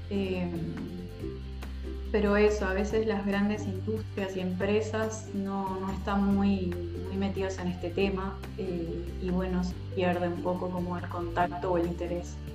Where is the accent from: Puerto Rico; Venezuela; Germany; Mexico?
Venezuela; now in Uruguay; primero contarles que soy venezolana uruguaya. Hace muchos años que vivo acá, por eso hablo así.